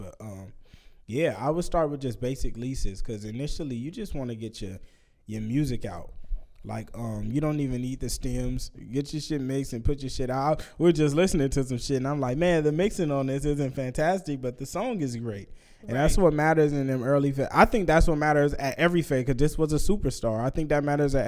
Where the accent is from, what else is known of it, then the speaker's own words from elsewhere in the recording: Vallejo, California, United States; I'm from Vallejo